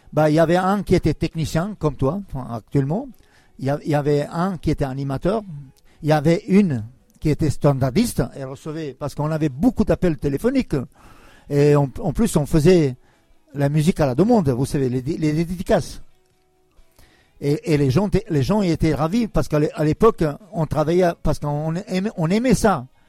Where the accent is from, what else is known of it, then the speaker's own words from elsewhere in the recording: Kosovo; also born or lived in Yugoslavia; now in France; chez moi à Kosovo